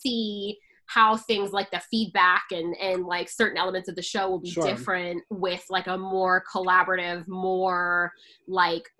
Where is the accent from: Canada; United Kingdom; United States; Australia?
Canada; I'm Canadian